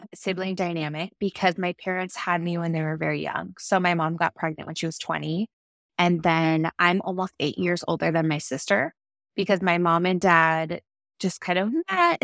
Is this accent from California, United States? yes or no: yes; Orange, California, United States; also born or lived in San Francisco / Los Angeles; grew up in Orange, California, so a little bit inland of where we live now by the coast